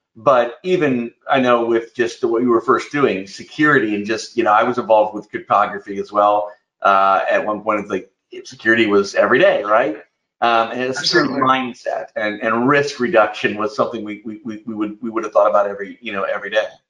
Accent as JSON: {"language": "English", "region": "Indiana", "country": "United States", "tie": "born or raised there", "said": "I grew up in Indiana, so we're you know neighbors, so to speak, in the Midwest"}